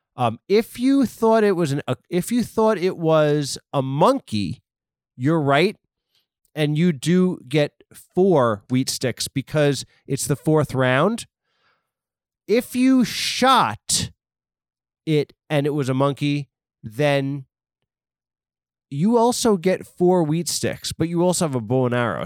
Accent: East Coast, United States; I am from the East Coast

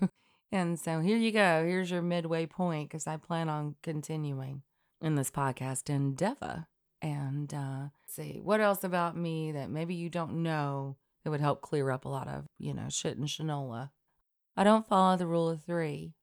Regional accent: Elk River, North Alabama, United States; Elk River in North Alabama, right underneath the Tennessee line

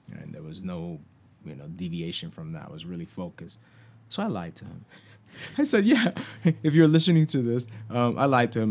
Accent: New York City, New York, United States; I grew up in New York.

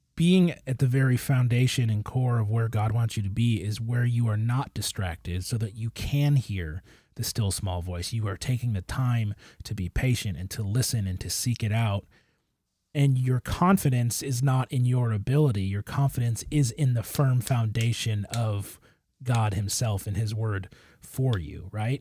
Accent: Michigan, United States; I grew up in Michigan

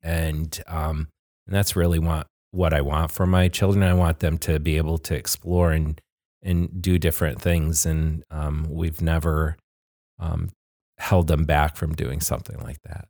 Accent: Glens Falls, New York, United States; I was born and raised in Glens Falls

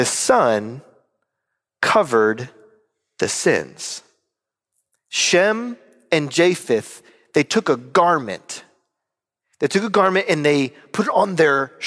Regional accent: North Carolina, United States; I'm from North Carolina

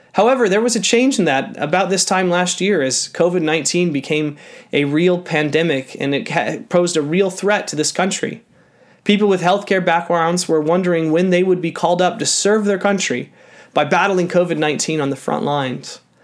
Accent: Canada

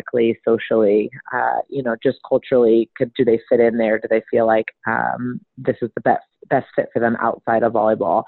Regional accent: Sonoma County, Northern California, United States; moved away as an adult; also born or lived in Miami / the South; I grew up in Sonoma County

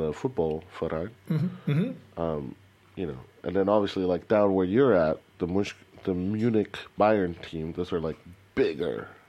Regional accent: Mexico; moved away; when I grew up in Mexico

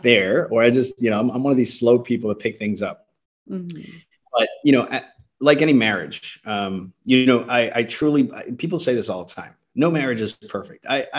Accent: United States; Even culturally, I grew up here in the States.

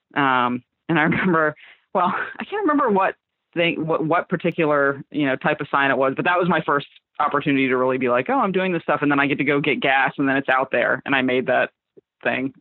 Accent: Fort Myers, Florida, United States; moved away as an adult; now in Philadelphia, United States; I'm from Fort Myers. It's like a little town. Well, it's it's getting bigger now. It was smaller when I grew up in the in the outskirts of it

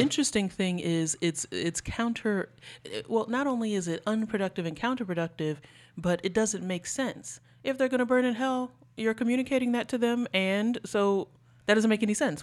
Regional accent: New York City, New York, United States; I'm from New York City public schools.

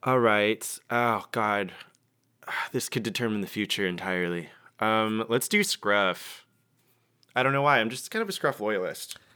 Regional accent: Georgia, United States; I'm from Georgia

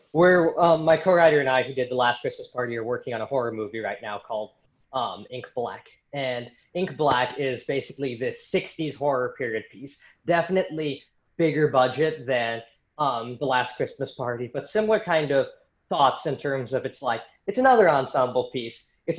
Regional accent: Philippines; just because, you know, I'm Filipino myself, and I really, you know, there aren't as many, like, you know, Filipino filmmaker idols in the 20th century that I know

